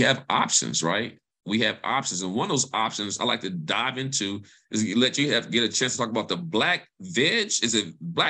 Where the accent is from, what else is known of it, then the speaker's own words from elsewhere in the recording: Mississippi, United States; moved away; also born or lived in Alabama / Chapel Hill; I'm from Mississippi. I'm a country boy. So growing stuff is in my roots.